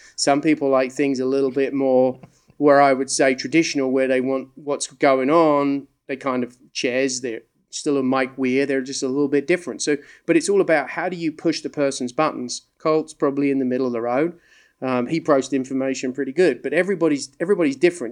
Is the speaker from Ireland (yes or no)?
no; England, United Kingdom; moved away; also born or lived in the South (US); I grew up in England. Uh, people say, "You're Australian." No, I'm English. I've just lived in the South for a long time.